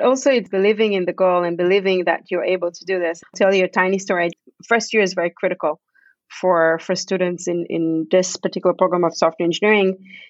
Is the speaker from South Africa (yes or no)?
no; Canada; born there; we moved to Canada together because I was born in Canada, so I have Canadian citizenship.